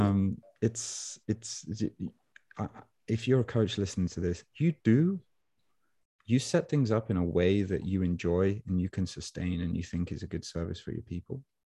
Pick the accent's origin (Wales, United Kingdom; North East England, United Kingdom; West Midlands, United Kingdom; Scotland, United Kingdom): West Midlands, United Kingdom; Birmingham; accent: Brummy; Brummy guy. Brummy meaning I'm from Birmingham, New England